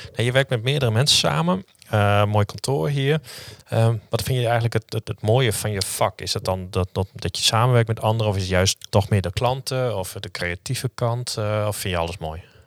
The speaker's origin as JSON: {"language": "Dutch", "town": "Leeuwarden", "region": "Friesland", "country": "Netherlands", "also_born_or_lived": "Utrecht", "said": "ik kom uit Leeuwarden"}